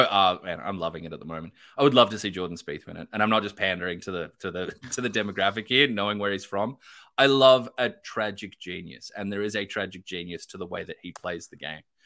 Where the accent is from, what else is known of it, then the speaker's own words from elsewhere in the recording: Australia; I'm Australian